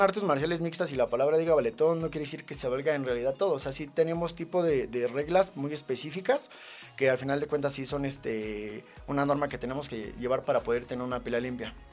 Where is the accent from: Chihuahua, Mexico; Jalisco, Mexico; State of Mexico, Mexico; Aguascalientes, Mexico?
State of Mexico, Mexico; Ecatepec; now in Tultepec, Mexico; Yo nací en Jalostoque, Catepec. Eh, radico en Tultepec, Estado de México